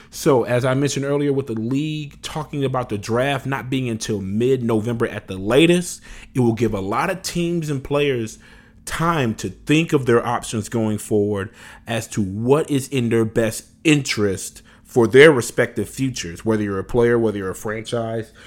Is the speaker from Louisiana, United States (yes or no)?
yes; Louisiana, United States; moved away; I'm originally from Louisiana